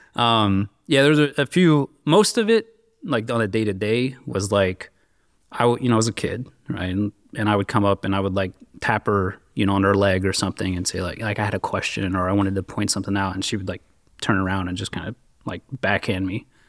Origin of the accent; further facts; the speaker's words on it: Richmond, Virginia, United States; I grew up, uh, basically in and around Richmond, Virginia.